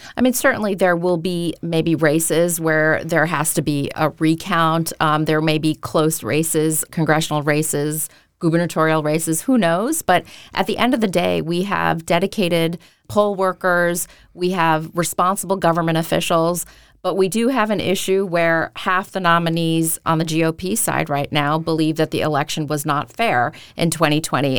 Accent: United States; moved away; as an American

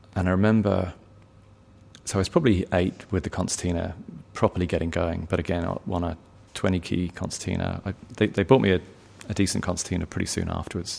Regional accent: Luton, East of England, United Kingdom; accent: English; moved away as an adult; also born or lived in Cork, Ireland / Dublin, Ireland; now in Australia; I grew up in Luton, just north of London.

